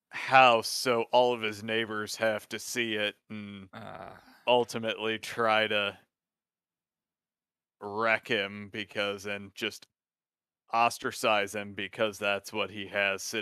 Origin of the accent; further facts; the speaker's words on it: Midwest, United States; as a Midwesterner, I will give you the best comparison that I could probably give you